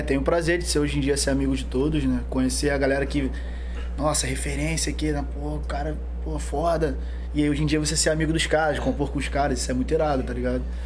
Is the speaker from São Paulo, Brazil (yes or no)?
no; São Gonçalo, Rio de Janeiro, Brazil; Nascido e criado ali no Rosa, Mutuá. Moro ali até hoje